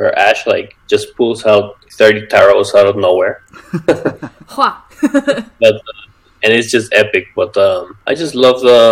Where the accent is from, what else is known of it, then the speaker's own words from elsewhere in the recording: Mexico; I'm from Mexico.